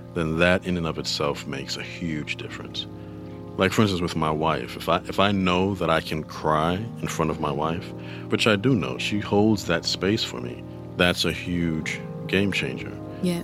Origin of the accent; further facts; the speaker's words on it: New York City, New York, United States; I'm from New York City. I grew up in the Bronx